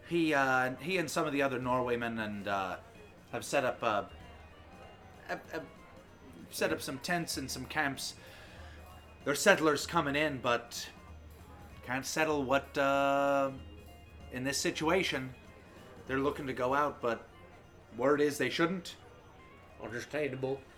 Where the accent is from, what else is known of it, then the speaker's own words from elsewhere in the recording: Miami, Florida, United States; I'm from Miami, Florida